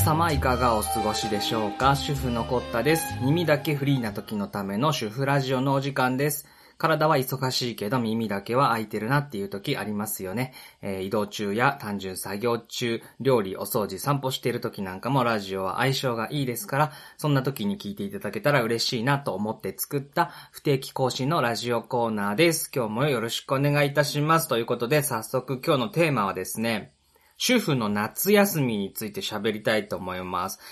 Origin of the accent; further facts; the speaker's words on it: Shinshu, Nagano, Japan; moved away; 僕の実家の新州、長野県に今年もこれから帰る